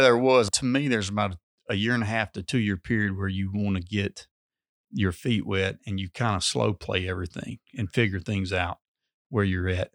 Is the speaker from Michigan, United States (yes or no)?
no; Amory, Mississippi, United States; I'm originally from Amory, went to high school at Hatley